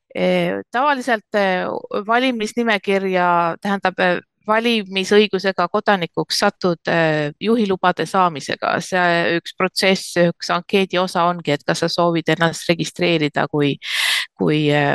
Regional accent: Tallinn, Harju County, Estonia; moved away as an adult; also born or lived in Los Angeles, United States; now in United States; ma olen sündinud ja kasvanud ja koolis käinud Tallinnas

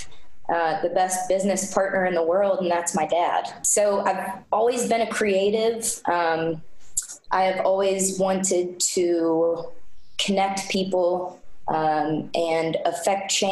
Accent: Floyds Knobs, Indiana, United States; also born or lived in Greenville, South Carolina; I am an Indiana native. I was born in Floyd's Knobs, Indiana

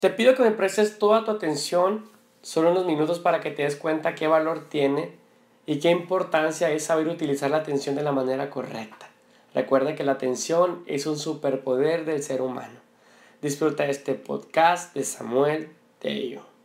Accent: Mexico; Como los mexicanos decimos

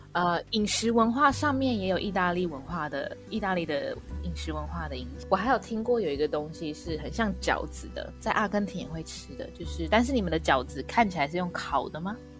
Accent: Taiwan; 我是台湾人，我可能可以吃个两三次

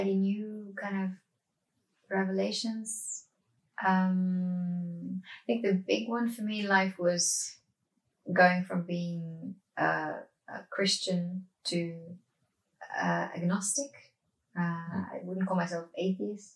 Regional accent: Norway; Growing up in Norway

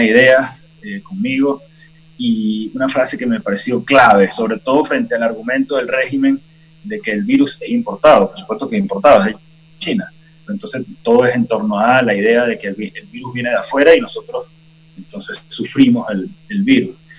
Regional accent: Venezuela; como venezolanos

